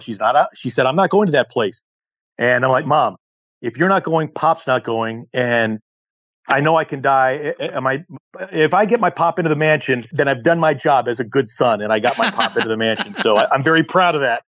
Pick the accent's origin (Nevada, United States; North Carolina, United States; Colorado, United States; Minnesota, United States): Colorado, United States; Colorado Springs; now in Southern California, United States; I grew up in Colorado Springs